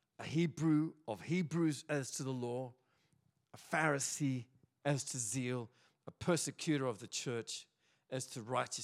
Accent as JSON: {"language": "English", "country": "Australia", "said": "in Australia, we're all pretty confused because we're all probably not from here"}